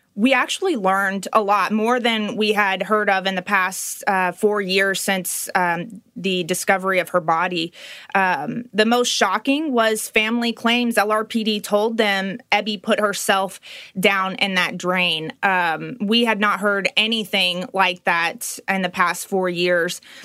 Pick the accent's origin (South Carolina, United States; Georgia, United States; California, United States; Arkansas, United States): Arkansas, United States; Little Rock; I am from Little Rock